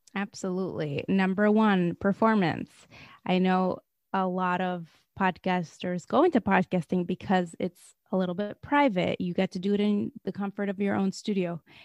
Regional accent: Moscow, Russia; moved away; I grew up in Moscow, Russia.

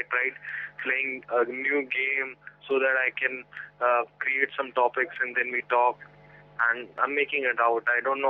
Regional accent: Delhi, India; I'm from Delhi.

